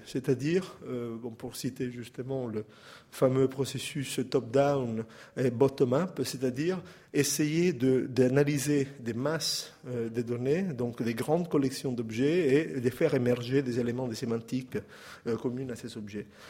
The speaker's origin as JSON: {"language": "French", "country": "Italy", "accent": "Italian", "second_language": "French", "moved": "yes", "said": "mon accent italien"}